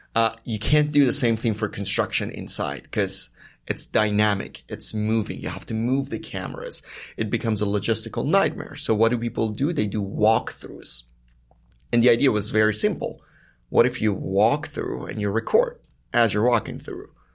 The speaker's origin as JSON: {"language": "English", "country": "Iran", "tie": "born or raised there", "moved": "yes", "said": "I was born and raised in Iran"}